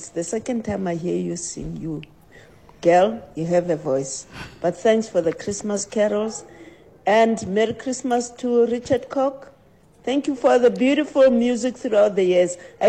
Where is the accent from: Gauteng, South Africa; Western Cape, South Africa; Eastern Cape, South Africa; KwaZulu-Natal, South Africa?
Gauteng, South Africa; Mohlakeng; But I'm from Mohlakeng. I used to sing in the Mohlakeng choir.